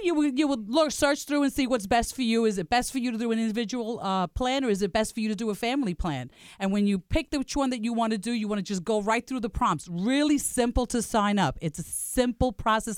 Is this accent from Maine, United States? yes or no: no; New York City, New York, United States; I am from Staten Island, New York